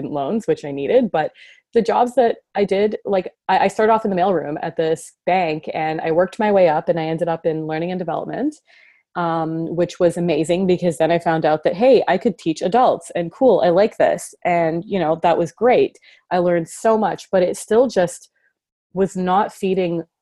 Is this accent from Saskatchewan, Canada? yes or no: no; Mississauga, Ontario, Canada; I grew up in Toronto in a suburb called Mississauga.